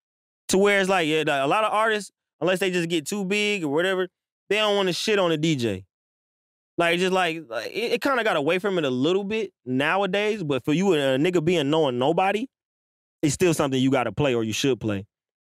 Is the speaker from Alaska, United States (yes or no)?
yes; Alaska, United States; I'm from Alaska trying to get to Atlanta to make beats.